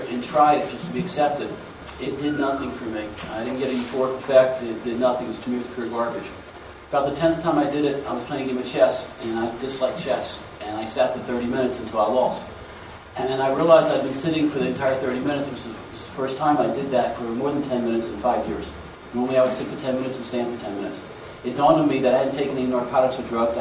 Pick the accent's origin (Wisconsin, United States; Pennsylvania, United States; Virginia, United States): Virginia, United States; Southern; growing up in Southern Virginia